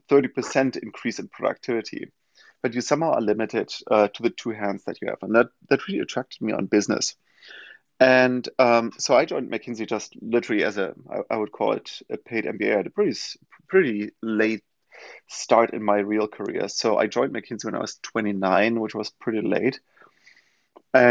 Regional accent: Germany; English is a second language; now in New York, United States; as most of you can hear probably from my accent, not from New York originally, but from Germany.

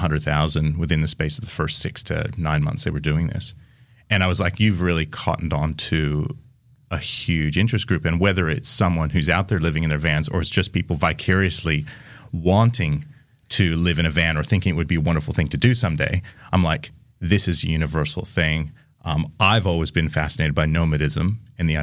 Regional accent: Seattle, Washington, United States; moved away as an adult; now in Australia; I am from Seattle

